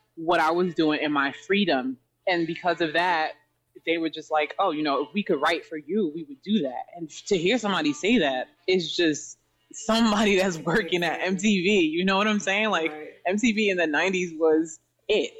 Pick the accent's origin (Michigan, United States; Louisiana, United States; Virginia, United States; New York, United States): New York, United States; New York City; I'm from Jamaica, Queens, um, in New York City, near the JFK Airport